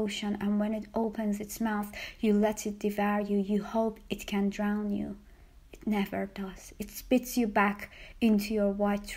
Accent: Tehran, Tehran Province, Iran; born or raised there; moved away

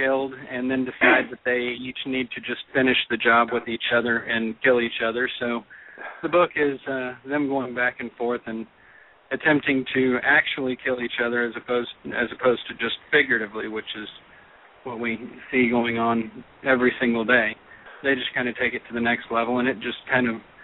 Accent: Texas, United States; I'm from Texas

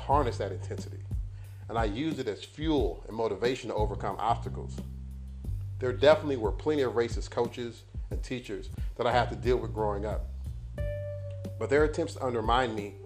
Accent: Los Angeles, California, United States; born and raised in Los Angeles

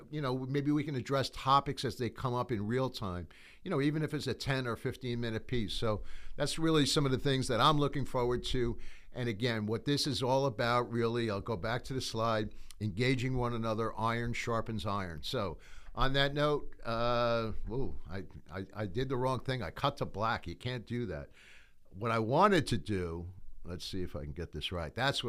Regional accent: New York, United States; You know, sometimes people will say, bottom line me. I'm from New York. So, you know, that's really like cut to the chase.

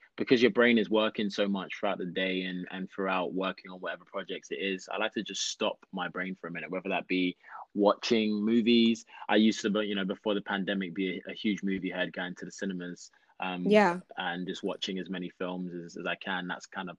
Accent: London, United Kingdom; moved away as an adult; now in Los Angeles, United States; I am from London, born and raised in London, South London. And I'm now living

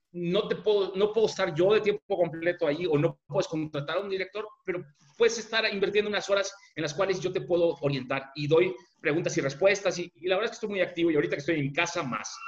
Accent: Mexico; como mexicanos

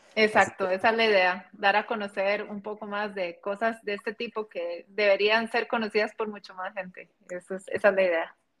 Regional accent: Costa Rica; como costarricense, como latinoamericana

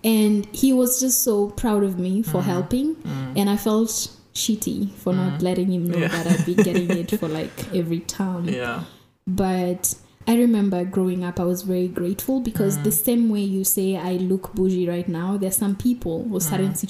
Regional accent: Nairobi, Kenya; growing up in Mukuru, another thing that helped was growing up in Kenya, we speak Sheng

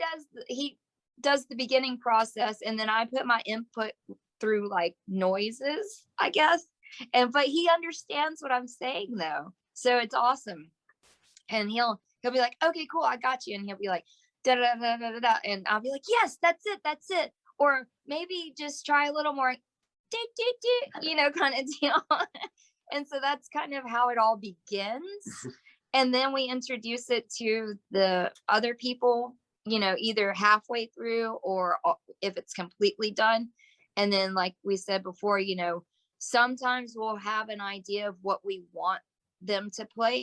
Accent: the South, United States; we're from the South

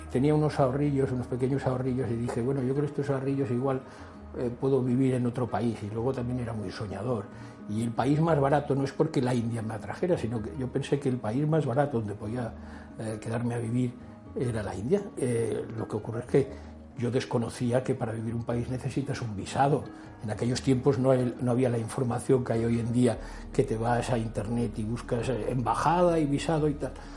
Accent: Palma, Balearic Islands, Spain; moved away as an adult; also born or lived in Bangkok, Thailand; Nací aquí en Palma de Mallorca, pasé prácticamente gran parte de mi infancia y ya muy joven, eh, con veintipocos años, me marché de aquí.

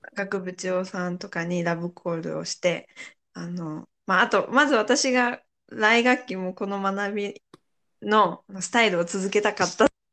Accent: Toyama, Japan; 私の出身が富山県って米どこなんですけど

